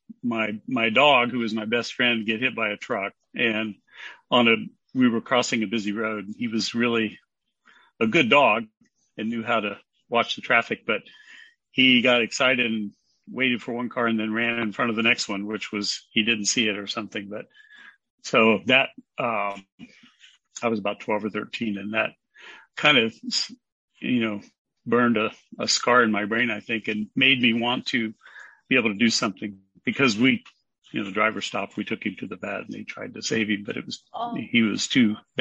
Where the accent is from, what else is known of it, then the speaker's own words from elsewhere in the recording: Indiana, United States; I grew up in Indiana. I was born and raised in Indiana, and that's where I live now.